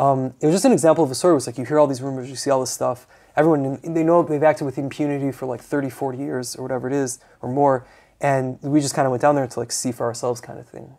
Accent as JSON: {"language": "English", "country": "United States", "said": "I'm an American"}